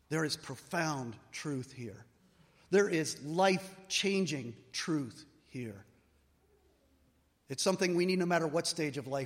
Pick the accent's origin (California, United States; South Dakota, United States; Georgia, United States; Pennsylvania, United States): Pennsylvania, United States; Allegheny National Forest; I grew up in the Allegheny National Forest